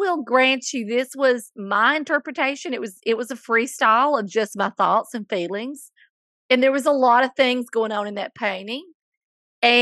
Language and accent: English; Coleman, the South, United States; my hometown of Coleman